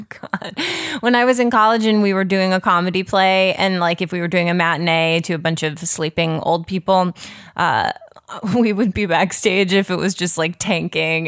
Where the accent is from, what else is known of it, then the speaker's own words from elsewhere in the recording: Chicago, Illinois, United States; moved away as an adult; also born or lived in rural Tennessee; now in Los Angeles, United States; I grew up primarily in the suburbs of Chicago